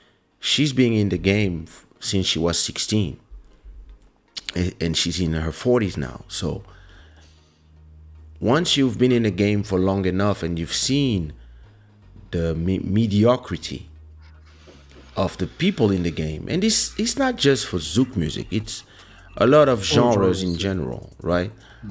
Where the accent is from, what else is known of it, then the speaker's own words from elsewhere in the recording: Boston, Massachusetts, United States; I'm an African-American and I grew up in Boston, I can say, oh, that's my land.